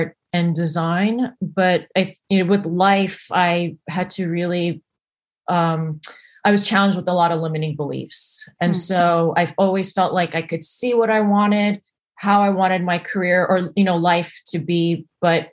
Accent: United States; also born or lived in New Jersey / New York; now in Los Angeles, United States; I grew up in New York and New Jersey before, and lived there before I came out

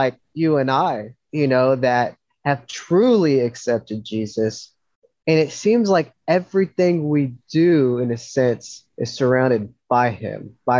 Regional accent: the South, United States; especially in the South, especially where I grew up in the Bible Belt and everything, everyone believes in God

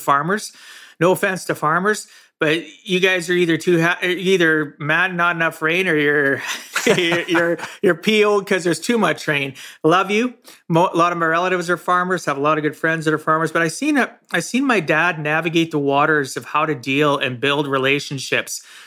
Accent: Camarillo, California, United States; I grew up in Camarosa, small farming community

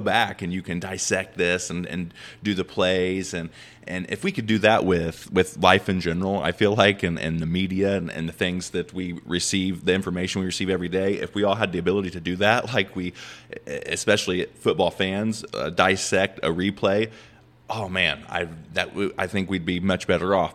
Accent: Indiana, United States; I'm from Indiana

